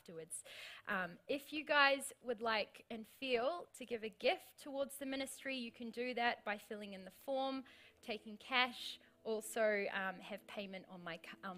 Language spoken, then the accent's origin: English; New Zealand; now in Australia; as a Kiwi